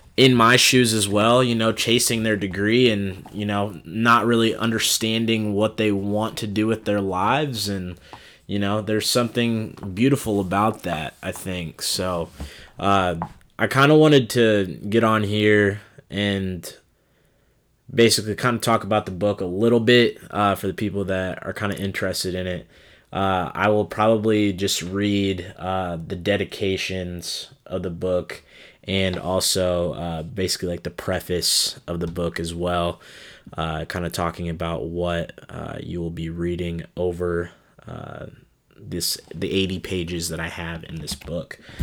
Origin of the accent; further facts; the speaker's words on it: Des Moines, Iowa, United States; also born or lived in Cedar Rapids; my hometown of Des Moines, Iowa